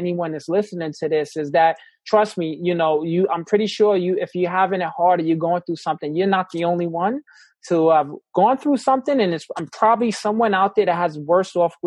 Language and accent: English; New York City, New York, United States; in New York City, I grew up in the Bronx